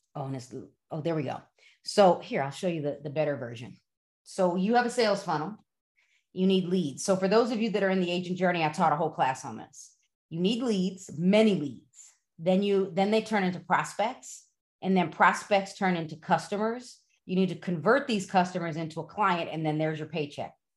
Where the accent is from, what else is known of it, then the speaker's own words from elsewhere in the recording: Broadview, Illinois, United States; now in West Chicago, United States; I grew up in Broadview